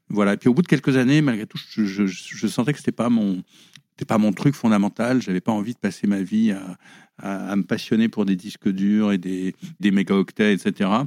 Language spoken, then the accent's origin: French; Paris, Île-de-France, France; on va dire de Paris quand même. J'ai toujours vécu à Paris à une époque où, c'était beaucoup moins cher que maintenant. Donc, euh, euh, mes parents qui gagnaient pas énormément d'argent, on pouvait vivre à Paris.